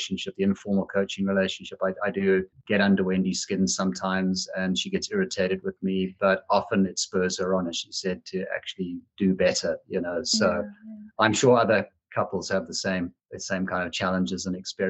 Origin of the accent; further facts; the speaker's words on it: Zimbabwe; moved away as an adult; also born or lived in South Africa; now in Ohio, United States; I grew up in Zimbabwe